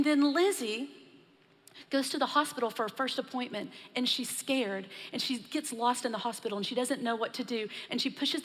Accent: Texas, United States; I was born and raised in Texas, so I'm probably a little more accustomed to the heat

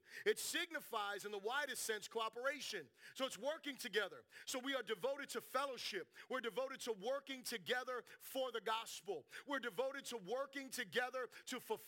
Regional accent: South Florida, United States; I'm from South Florida.

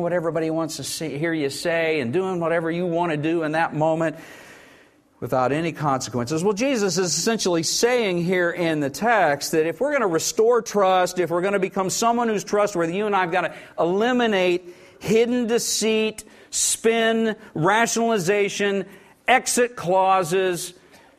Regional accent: Oklahoma, United States; I grew up weird in Oklahoma.

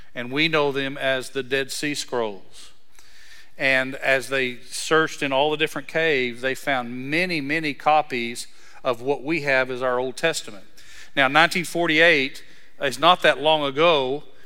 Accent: Breckenridge, Texas, United States; I'm from Breckenridge, Texas

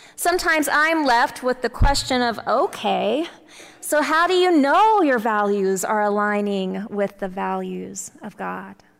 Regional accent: Texas, United States; growing up in the Bible Belt of Texas

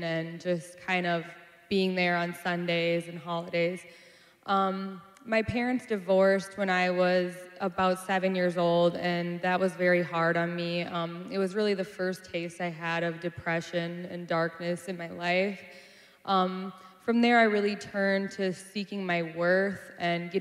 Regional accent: Minneapolis, Minnesota, United States; I'm from South Minneapolis, born and raised.

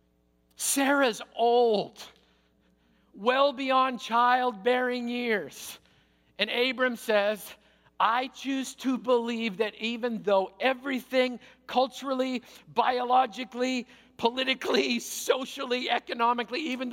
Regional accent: Canada; I'm Canadian.

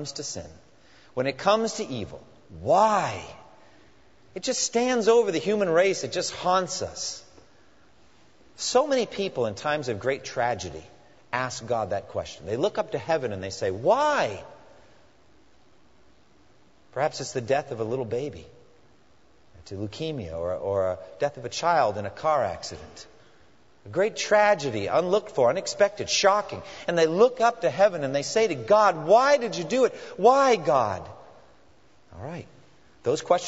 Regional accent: New England, United States; moved away; I was raised in New England

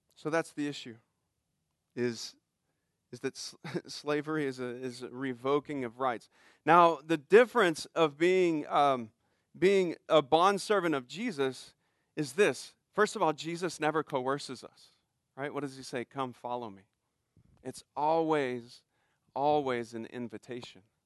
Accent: United States

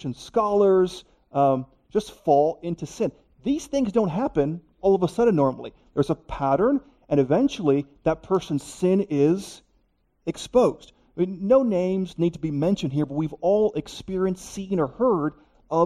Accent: Miami, Florida, United States; moved away as an adult; now in North Carolina, United States; I grew up in Miami, Florida

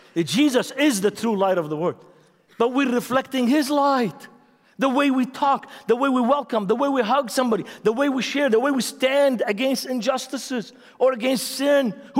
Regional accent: Beirut, Beirut Governorate, Lebanon; English is a second language; I'm from Lebanon. I'm from Beirut. I have issues. I have problems.

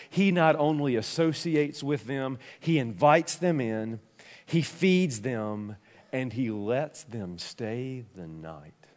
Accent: Tennessee, United States; I'm a country boy for Tennessee

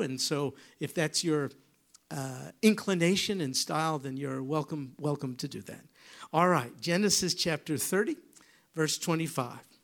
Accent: New York, United States; moved away; I come from New York.

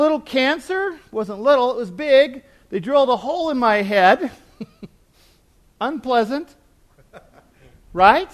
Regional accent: United States; I'm from the United States

